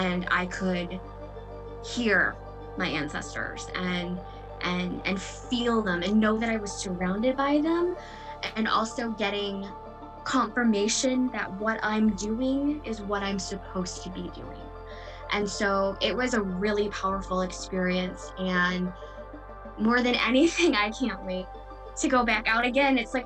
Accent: outside of Detroit, Michigan, United States; moved away as an adult; now in Wisconsin, United States; I grew up outside of Detroit, and you know, only in the past 2 years moved here to Wisconsin to work with the community

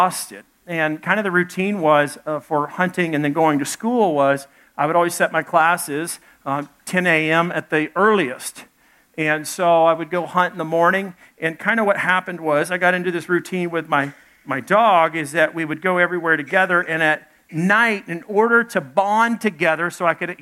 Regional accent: Little Rock, Arkansas, United States; also born or lived in Dallas, Texas; I was born in Dallas, grew up in Little Rock, Arkansas.

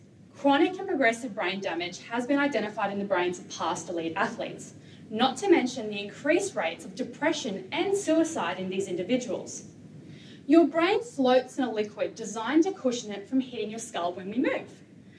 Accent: Australia; When you get hit hard, there is an expectation, a competitiveness in you, as an Australian, to get up and keep playing.

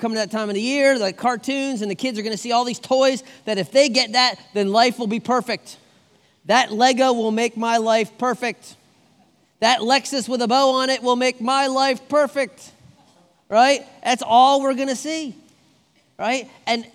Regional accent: United States; I'm an American

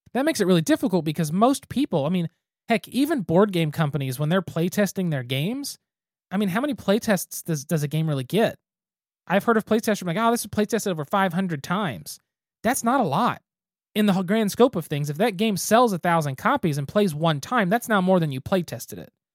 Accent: Geary, Oklahoma, United States; I'm from Geary, Oklahoma.

